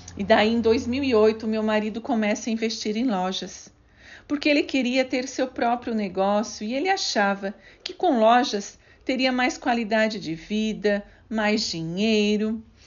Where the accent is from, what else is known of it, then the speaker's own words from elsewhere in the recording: Criciúma, Santa Catarina, Brazil; Nasci em Criciúma, no estado de Santa Catarina. Tive uma infância muito simples